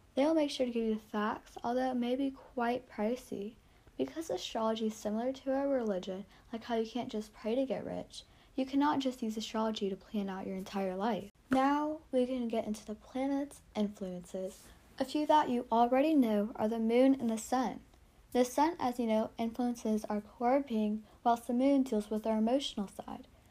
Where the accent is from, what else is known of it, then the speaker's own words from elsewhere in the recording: South Carolina, United States; I'm 13 and I'm from South Carolina